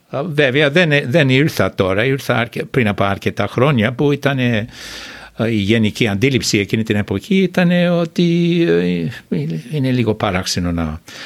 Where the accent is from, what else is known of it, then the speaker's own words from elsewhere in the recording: Australia; Greek is a second language; moved away as an adult; now in Greece; τέσσερις γενιές πήγαν στο ίδιο σχολείο, δημοτικό σχολείο που είχα πάει εγώ, που λέγονταν Orange Grove